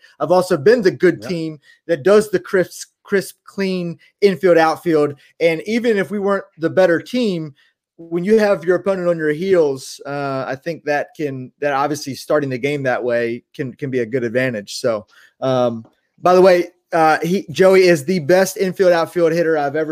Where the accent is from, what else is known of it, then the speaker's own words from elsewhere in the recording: right outside of Baltimore, Maryland, United States; we grew up right outside of Baltimore, going to Camden Yards many times